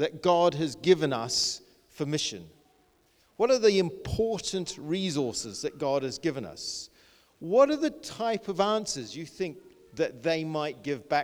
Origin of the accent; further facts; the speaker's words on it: New Zealand; moved away as an adult; also born or lived in Bangladesh; now in United Kingdom; I grew up in New Zealand, very small, rural little school